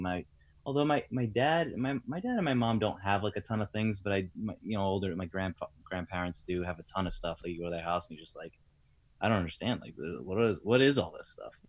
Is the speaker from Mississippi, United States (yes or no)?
no; Rhode Island, United States; also born or lived in Tampa; now in New Jersey, United States; that's where I'm from originally.